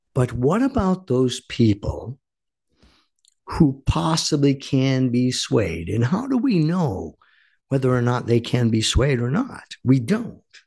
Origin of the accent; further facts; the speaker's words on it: Warwick, Rhode Island, United States; also born or lived in Coventry, Rhode Island; I was born and raised in Rhode Island